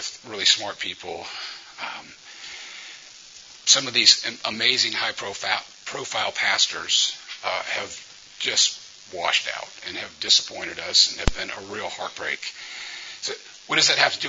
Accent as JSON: {"language": "English", "region": "Louisiana", "country": "United States", "moved": "as an adult", "lives_now": "Memphis, United States", "said": "I'm from Louisiana originally. I've been living in Memphis for 30 years."}